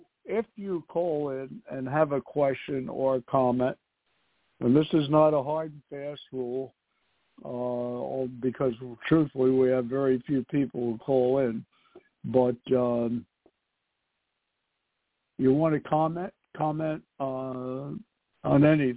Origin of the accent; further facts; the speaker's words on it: New York City, New York, United States; I was born and raised in New York City.